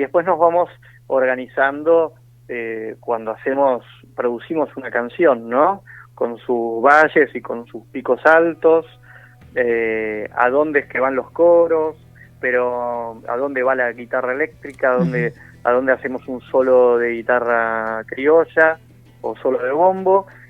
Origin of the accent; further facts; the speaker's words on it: Buenos Aires, Argentina; somos todos porteños